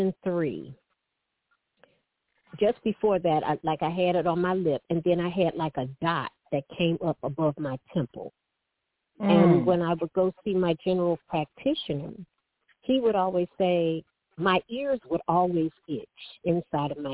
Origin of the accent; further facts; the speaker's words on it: Detroit, Michigan, United States; I was born and raised in Detroit